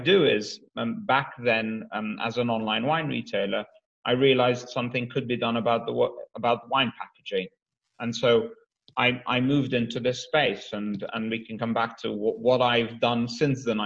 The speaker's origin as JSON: {"language": "English", "country": "Malta", "tie": "born or raised there", "also_born_or_lived": "United States / Sydney, Australia / Netherlands", "moved": "as an adult", "lives_now": "London, United Kingdom", "said": "I'm half Maltese, half Scottish, raised in Malta, educated then from 19"}